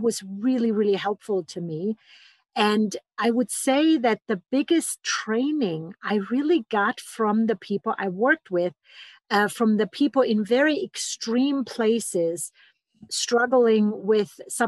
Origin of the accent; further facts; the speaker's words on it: Germany; English is a second language; moved away as an adult; now in Boulder, United States; So I came 23 years ago from Germany to study with the pioneers in somatic psychology, and that brought me all the way to Boulder, Colorado.